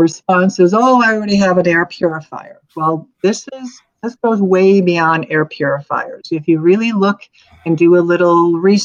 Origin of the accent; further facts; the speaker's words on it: Arizona, United States; I'm from Arizona